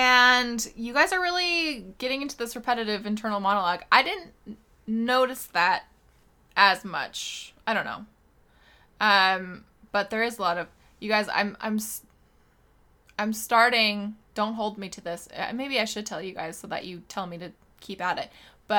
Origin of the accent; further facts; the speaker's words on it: Kentucky, United States; it's very probably because I'm a redneck from Kentucky